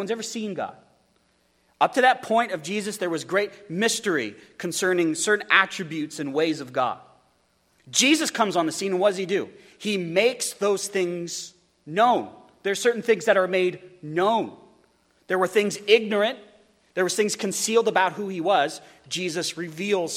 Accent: United States; as American Christians, as evangelicals

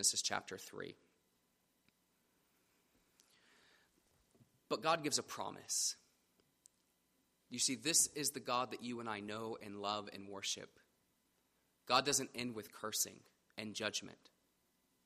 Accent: Middletown, Ohio, United States; I didn't make the decision to be born in Middletown, Ohio.

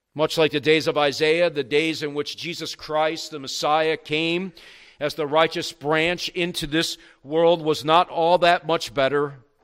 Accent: the South, United States; also born or lived in New York; when I was growing up in the South

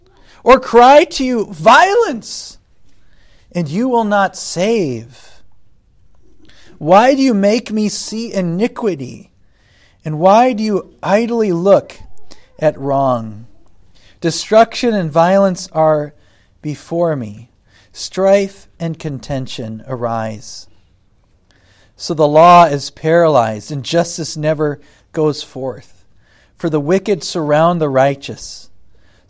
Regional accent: United States; as an American citizen

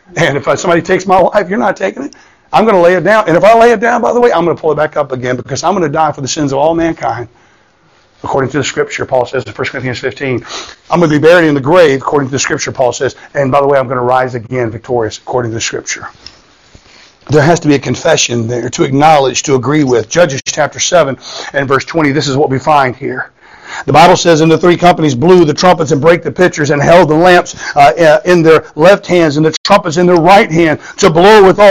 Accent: Florida, United States; I grew up in Florida

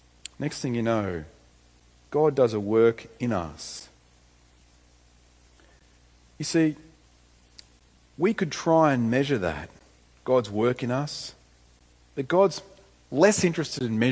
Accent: Tamworth, New South Wales, Australia; moved away; I went back home to my hometown to see my parents, Tamora

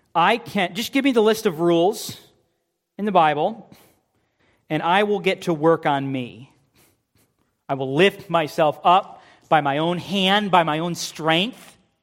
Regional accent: United States; We, as American Christians

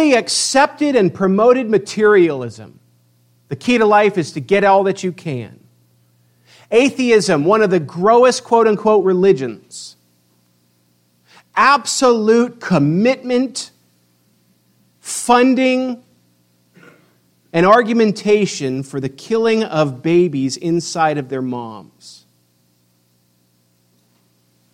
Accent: United States; as American Christians

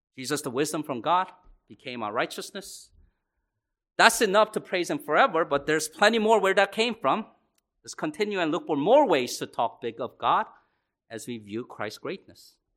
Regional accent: Laurel, United States; my broken home growing up in Laurel

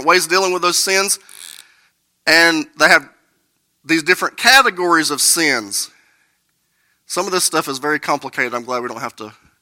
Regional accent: United States; I grew up here in Burke County in the Bible Belt.

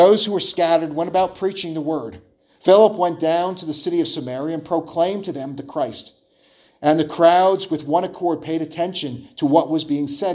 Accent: New Jersey, United States; growing up in New Jersey, it was a very heavy Jewish area

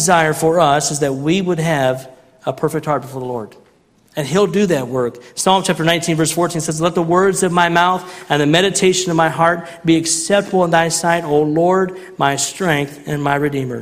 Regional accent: Central Illinois, United States; growing up in Central Illinois

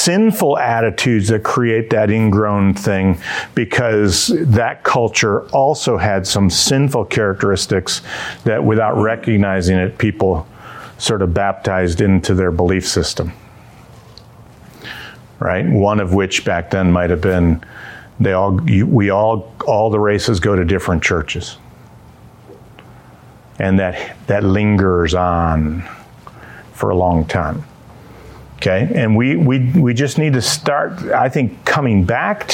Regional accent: Dearborn Heights, Michigan, United States; when I grew up in Dearborn Heights

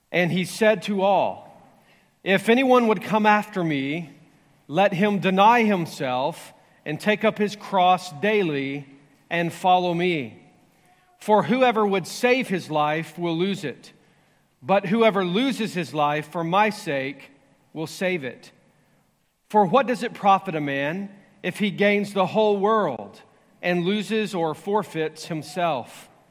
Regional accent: the Bible Belt, the South, United States; growing up in the Bible Belt

